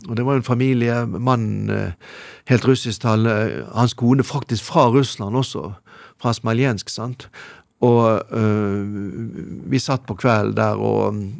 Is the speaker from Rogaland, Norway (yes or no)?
no; Bergen, Vestland, Norway; hjemme i Bergen